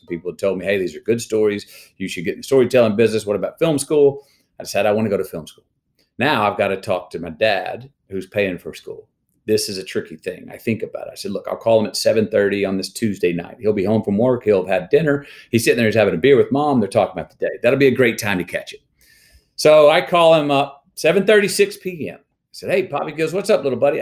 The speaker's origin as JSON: {"language": "English", "town": "Longview", "region": "Texas", "country": "United States", "tie": "born or raised there", "also_born_or_lived": "Uvalde, Texas", "said": "I was born in Uvalde, all right? And for this first nine years of my life in Uvalde, we left there to come to Longview"}